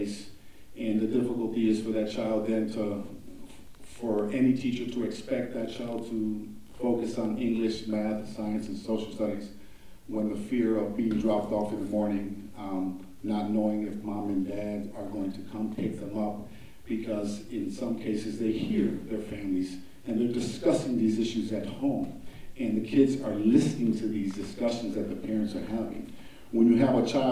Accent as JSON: {"language": "English", "town": "Milwaukee", "region": "Wisconsin", "country": "United States", "tie": "born or raised there", "said": "native of Milwaukee."}